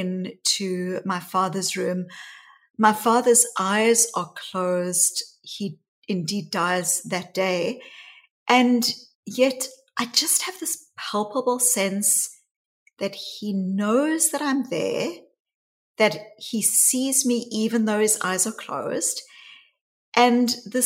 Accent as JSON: {"language": "English", "country": "South Africa", "tie": "born or raised there", "said": "my story really starts growing up in South Africa. And I was a white child growing up in the white suburbs of apartheid South Africa"}